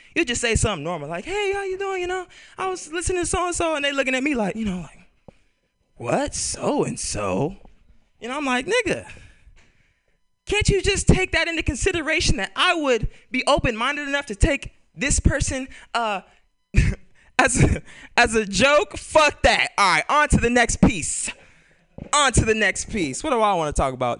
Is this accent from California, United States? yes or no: yes; Bay Area, California, United States; I'm born and raised in California. I'm a Bay Area cat